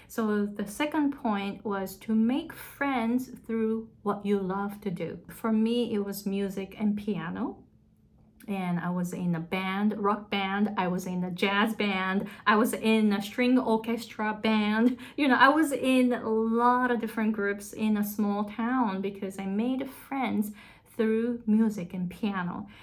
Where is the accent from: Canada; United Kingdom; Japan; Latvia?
Japan; accent: thick Japanese; English is a second language; moved away as an adult; also born or lived in Susanville, California; now in Hawaii, United States; I had a thick Japanese accent. And I moved to the US when I was 23.